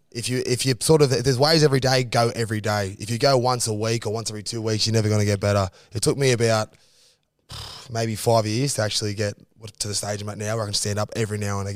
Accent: Maroubra, New South Wales, Australia; No, Maroubra. {S1} Oh, Maroubra. {S3} Yeah. Grew up around there, and my brother and my mum

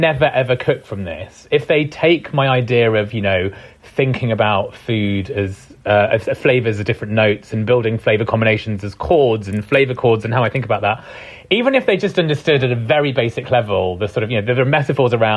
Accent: United Kingdom; first language Punjabi; also born or lived in East London; I was born here

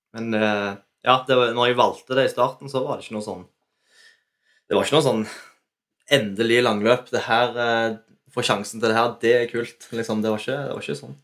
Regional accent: Ålgård, Rogaland, Norway; vi kommer fra Ålgård

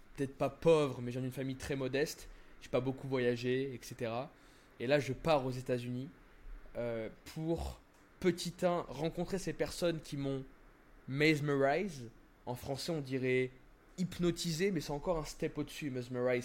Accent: France; moved away as an adult; also born or lived in Miami; je suis français, tu vois. Alors, hmm. euh, bref, j'ai grandi en France et tout, donc ma mentalité est française

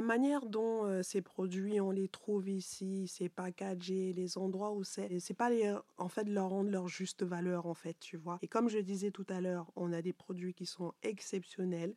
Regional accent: Cameroon; moved away; moi du Cameroun

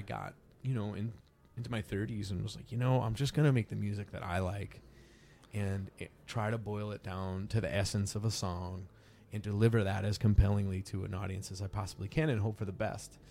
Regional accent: East Coast of the US, United States; moved away as an adult; now in California, United States; I'm from the East Coast of, of, of the U S

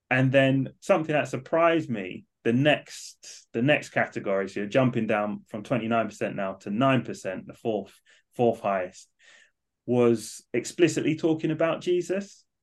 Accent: London, United Kingdom; now in Manchester, United Kingdom; So I moved from London up to Manchester. I was definitely the only Southerner

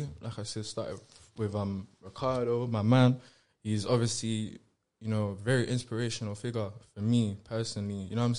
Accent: London, United Kingdom; Yeah, my first house was Chelsea in Kensington.

